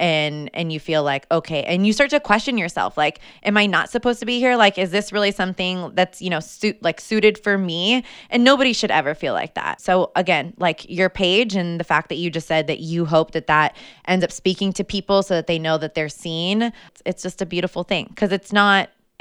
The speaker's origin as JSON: {"language": "English", "town": "Napa", "region": "California", "country": "United States", "tie": "born or raised there", "said": "I'm born and raised in Napa"}